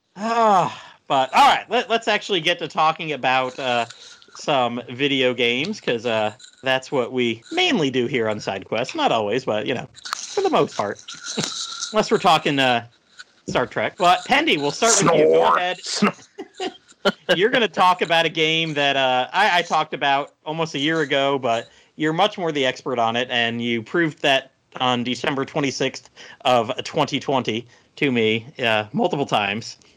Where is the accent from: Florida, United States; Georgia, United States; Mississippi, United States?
Florida, United States; Tampa; I grew up around the Tampa Bay area